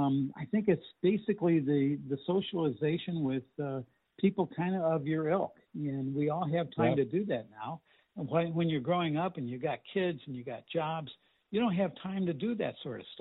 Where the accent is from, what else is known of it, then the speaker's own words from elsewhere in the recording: St. Louis, Missouri, United States; I grew up in Webster Glendale area